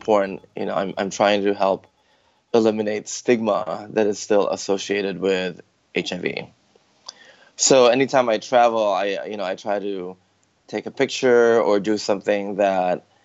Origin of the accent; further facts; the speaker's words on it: Chicago, Illinois, United States; moved away as an adult; also born or lived in Philippines; now in San Francisco, United States; my family moved to Chicago, actually, when I was 11. And so I technically grew up in Chicago